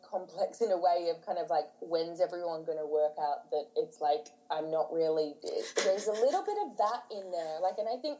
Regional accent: near Manly, New South Wales, Australia; now in London, United Kingdom; I grew up in Australia in this little, like, not a little coastal town, it's near Manly

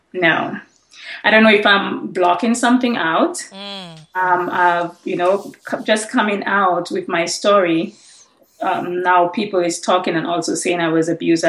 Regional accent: St. Lucia; I'm from St. Lucia. I had to change all the names and places in my book. So in my book, you're going to see that I'm from Dominica, but originally I'm from St. Lucia. I'm a St. Lucian.

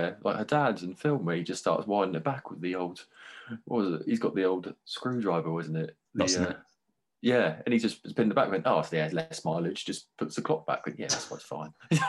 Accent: England, United Kingdom; now in Vancouver, Canada; And even then, another little moan, because we're British, we love moaning.

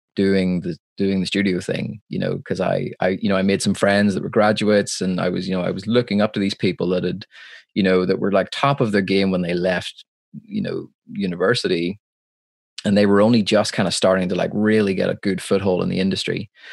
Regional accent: Belfast, Northern Ireland, United Kingdom; I'm from Belfast, Northern Ireland, uh, which is a part of the United Kingdom

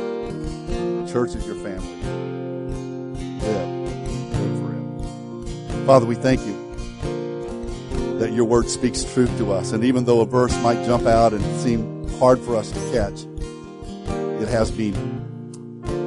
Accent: Illinois, United States; moved away as an adult; I grew up in Illinois

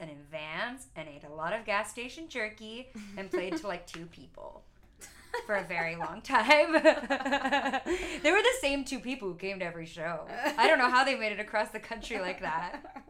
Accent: Marin County, California, United States; playing as a singer-songwriter around my hometown, which is super small

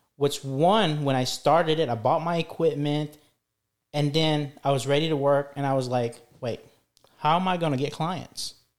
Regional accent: Philippines; English is a second language; moved away; especially when I came here, back in our introduction, I came here from the Philippines. I didn't know any English.

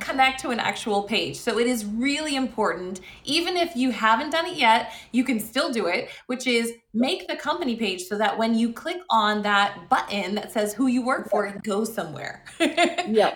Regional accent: Las Vegas, Nevada, United States; my hometown of Las Vegas

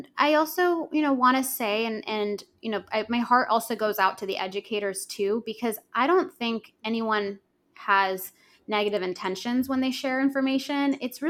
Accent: San Jose, California, United States; also born or lived in Los Angeles, California; I grew up dancing in San Jose, California in a studio

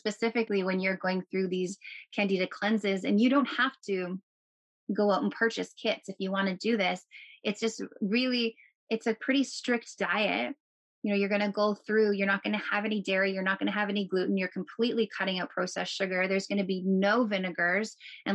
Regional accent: Canada; I'm a Canadian

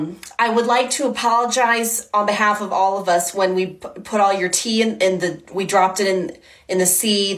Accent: United States; Even though I'm an American

